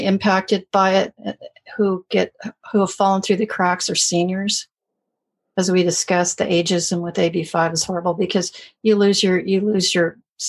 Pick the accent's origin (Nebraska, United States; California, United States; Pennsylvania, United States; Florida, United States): California, United States; because I'm from California.